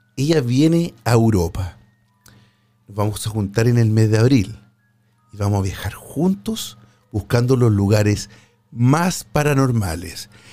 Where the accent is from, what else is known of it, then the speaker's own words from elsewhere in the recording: Chile; en mi país, en Chile